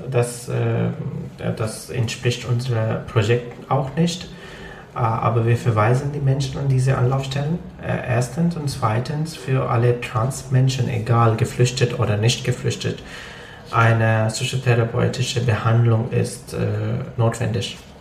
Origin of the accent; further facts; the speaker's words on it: Lahore, Punjab, Pakistan; first language Punjabi; German is a second language; moved away as an adult; now in Germany; ich bin aus Lahore.